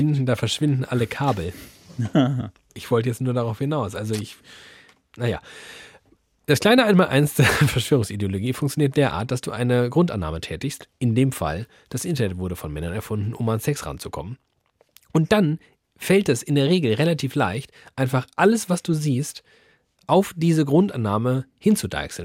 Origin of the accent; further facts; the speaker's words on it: Germany; wir sind Deutschland